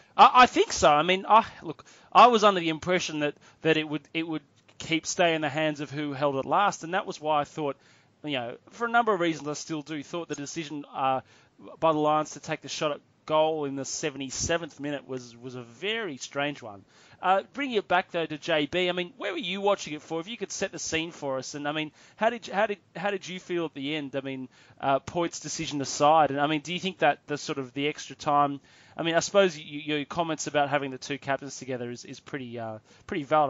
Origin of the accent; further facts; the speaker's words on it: Australia; as an Australian rugby fan